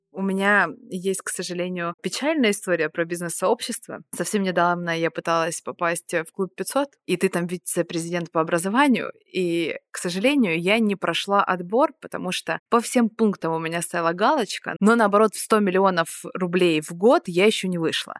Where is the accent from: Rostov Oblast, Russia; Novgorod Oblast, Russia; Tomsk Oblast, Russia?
Rostov Oblast, Russia; Rostov-on-Don; я из Ростова-на-Дону